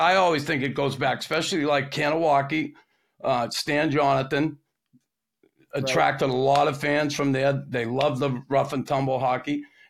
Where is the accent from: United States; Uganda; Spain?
United States; Boston, Massachusetts; now in Montreal, Canada; when I grew up in Boston